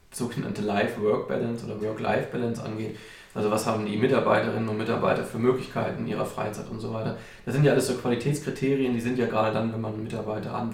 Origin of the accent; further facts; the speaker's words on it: North Rhine-Westphalia, Germany; Also der Karl zum Beispiel aus Franken, ich aus Ostwestfalen, nur der Manu ist hier gebürtiger Pfälzer.